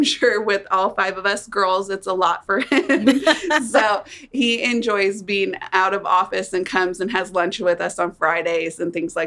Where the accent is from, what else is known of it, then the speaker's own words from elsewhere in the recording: around Wichita, Kansas, United States; also born or lived in Arlington, Texas; I grew up around Wichita, not actually in Wichita, small town